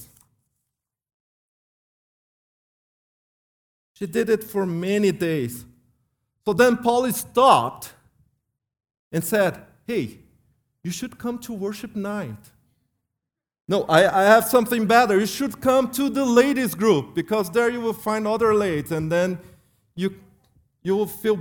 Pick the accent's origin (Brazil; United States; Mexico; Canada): Brazil; moved away; I came from Brazil